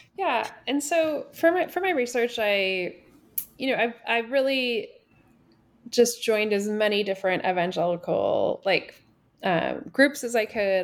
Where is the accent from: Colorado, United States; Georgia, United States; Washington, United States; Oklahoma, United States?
Washington, United States; also born or lived in Toronto, Canada / New York City, United States; now in Nashville, United States; I grew up in Washington State and kinda lived all over